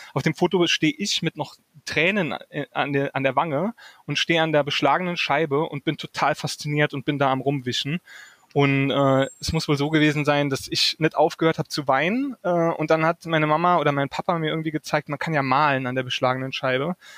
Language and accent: German; Saarland, Germany; now in Wiesbaden, Germany; ich komme ursprünglich aus dem Saarland. Das war mhm. äh, in, in Burbach